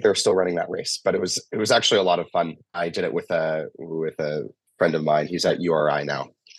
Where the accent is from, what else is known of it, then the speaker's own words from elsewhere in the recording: Chester, Nova Scotia, Canada; So I grew up sailing in Chester, Nova Scotia, and when I was 8 years old, and sailed a lot of dinghies growing up.